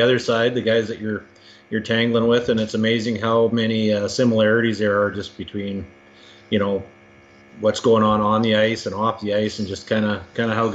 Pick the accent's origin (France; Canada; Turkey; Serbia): Canada; Caroline, Alberta; also born or lived in Red Deer, Alberta; me and all my brothers were born in Red Deer, but we grew up in Caroline